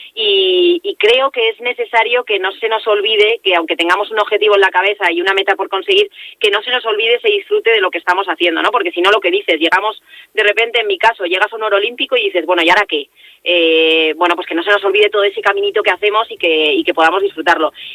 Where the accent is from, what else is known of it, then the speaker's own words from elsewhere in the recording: Vitoria-Gasteiz, Basque Country, Spain; moved away; hace muchos meses que no estoy por mi tierra